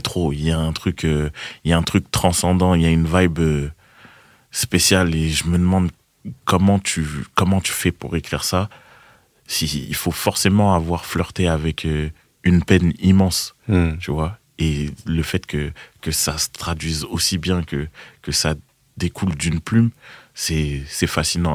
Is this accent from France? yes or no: yes; Boulogne-Billancourt, Île-de-France, France; J'ai grandi à boulogne biancourt mhm. à Boulby